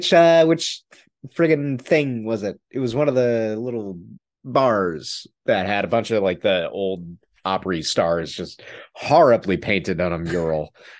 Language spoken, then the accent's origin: English; Nashville, Tennessee, United States; I grew up around Nashville.